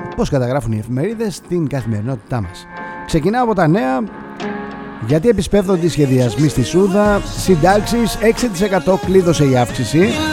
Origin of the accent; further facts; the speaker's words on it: Greece; εμείς σαν Έλληνες